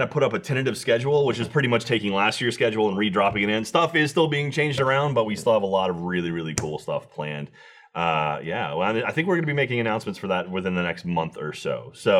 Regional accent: Austin, Texas, United States; I love that RTX is delivered right to my hometown of Austin, Texas.

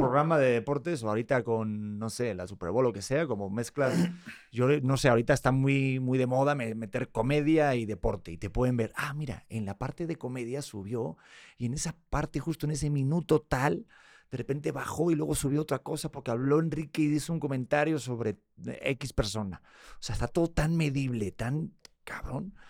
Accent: Madrid, Community of Madrid, Spain; nací en Madrid, nací en España

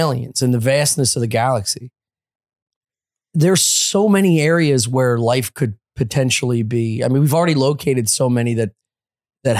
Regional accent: Philadelphia, Pennsylvania, United States; I'm from Philly

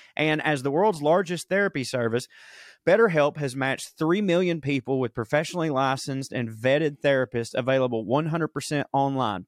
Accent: the South, United States; I grew up in the South, a white male

